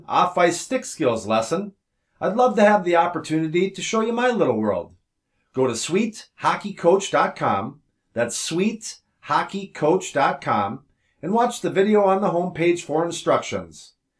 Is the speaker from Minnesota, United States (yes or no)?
yes; Minnesota, United States; me from Minnesota